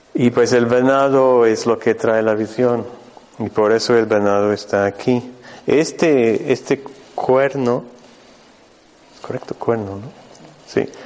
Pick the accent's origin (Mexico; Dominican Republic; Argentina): Mexico; moved away; yo vengo desde México, yo, mi centro está en el norte de México, en el desierto de San Luis Potosí